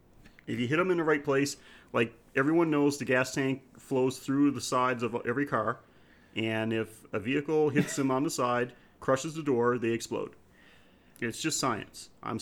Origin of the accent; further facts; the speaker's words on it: Newfoundland and Labrador, Canada; growing up in Newfoundland